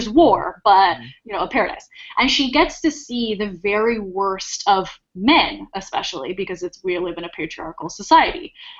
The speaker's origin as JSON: {"language": "English", "country": "Ireland", "said": "I'm Irish, I'm an overly emotional person, first of all."}